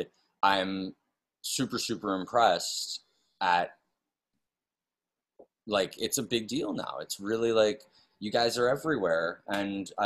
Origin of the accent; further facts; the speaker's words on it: New York City, New York, United States; moved away; also born or lived in West Hollywood; I'm born and raised in New York City